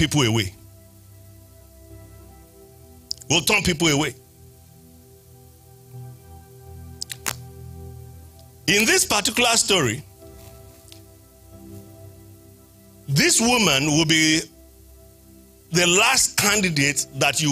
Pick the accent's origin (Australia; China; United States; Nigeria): Nigeria; moved away; I'm from Nigeria